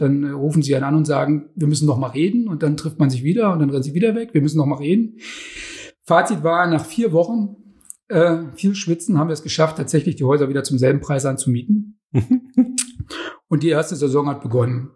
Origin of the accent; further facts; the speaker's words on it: Germany; Ursprünglich bin ich ja in der DDR groß geworden